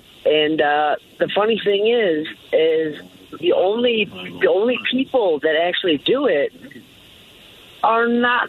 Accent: Detroit, Michigan, United States; now in Maine, United States; I'm from Detroit and I moved there.

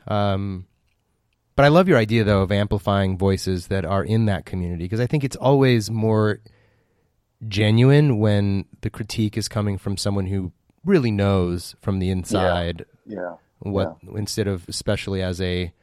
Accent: Pasadena, California, United States; I'm running for city council in my hometown of Pasadena

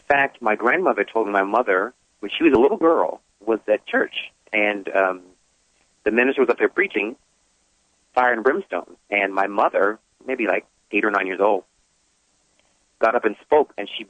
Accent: United States; moved away as an adult; now in Atlanta, United States; I was raised actually in New York, New Jersey area.

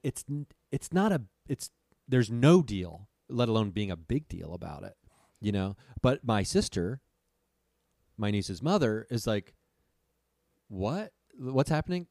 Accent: Dayton, Ohio, United States; my hometown, Dayton, Ohio

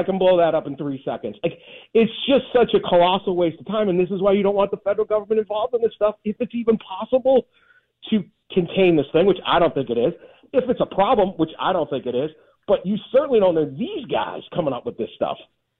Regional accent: Connecticut, United States; I'm from Connecticut. Quinnipiac won the hockey title.

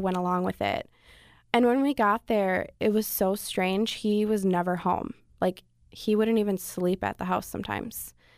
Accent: Wisconsin, United States; moved away; I'm from Wisconsin

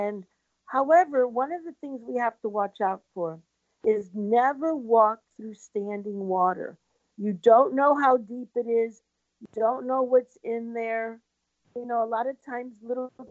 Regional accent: Port Charlotte, Florida, United States; I grew up in Port Charlotte

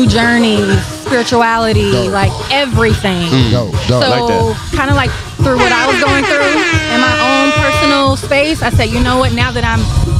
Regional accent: Fayetteville, North Carolina, United States; moved away as an adult; Moved out here in 2014 from North Carolina. I'm from Fayetteville.

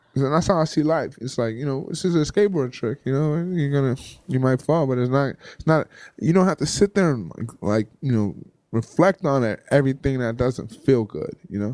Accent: Compton, California, United States; moved away as an adult; also born or lived in San Francisco; I, I'm from Compton. I never, I never really moved outside of Southern California.

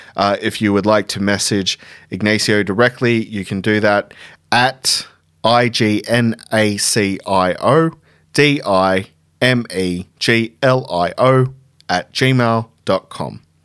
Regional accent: Tumut, New South Wales, Australia; my hometown in Tumut.

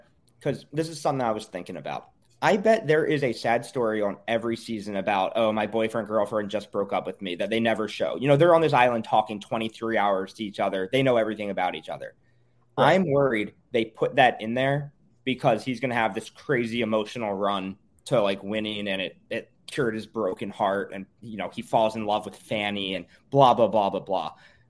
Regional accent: Canada; I'm Canadian.

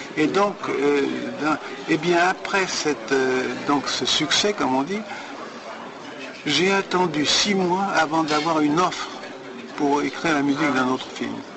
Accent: France; moved away; en tant que Français

